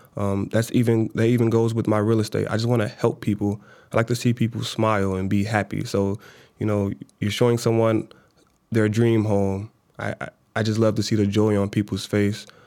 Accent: Minnesota, United States; also born or lived in Chicago, Illinois; she moved us from Chicago to Minnesota

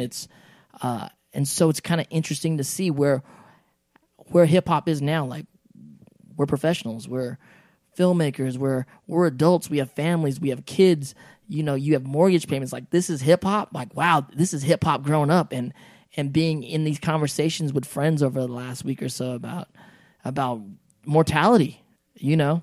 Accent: United States; we grew up in America

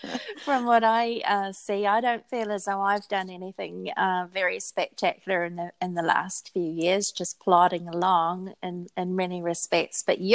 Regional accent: New Zealand; And I think it's so easy for people to look at us as New Zealanders or as English-speaking people and just assume that we are teachers.

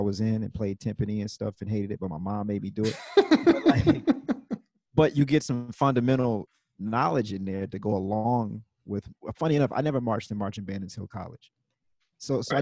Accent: Mississippi, United States; I'm from Mississippi, so we also have marching band culture.

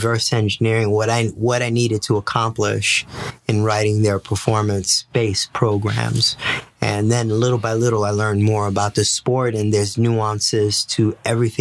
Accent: New York City, New York, United States; also born or lived in Puerto Rico; I was born and raised in the Bronx

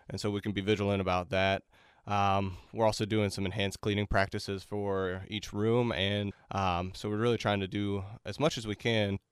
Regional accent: Melbourne, Florida, United States; moved away as an adult; I'm from Melbourne, Florida originally

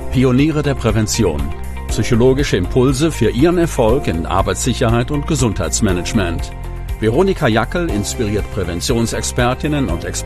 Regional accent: Gosau, Upper Austria, Austria; habe dann ein Nachbar von mir in meinem Heimatort Gosau im Salzkammergut hat ein Planungsbüro für Elektrotechnik und Brandschutz gehabt.

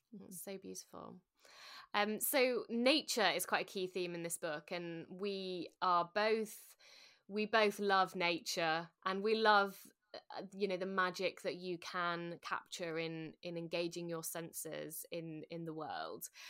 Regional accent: Sheffield, Yorkshire and the Humber, United Kingdom; also born or lived in London; I'm from Sheffield

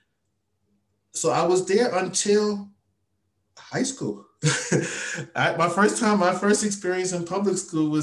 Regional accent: New York City, New York, United States; moved away as an adult; now in Japan; I grew up, I was born and raised in Brooklyn, New York

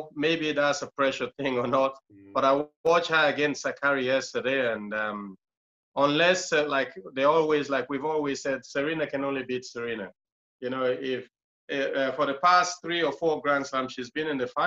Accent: Freetown, Western Area, Sierra Leone; moved away; I was born in a place called Tembe Town, which Tembe Town is one of the worst slum in the capital city, is in Freetown.

